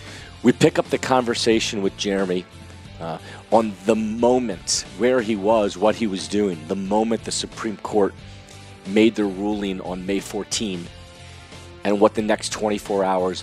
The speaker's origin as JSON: {"language": "English", "area": "Montgomery County", "region": "Maryland", "country": "United States", "tie": "born or raised there", "said": "Growing up in Montgomery County, Maryland, like me"}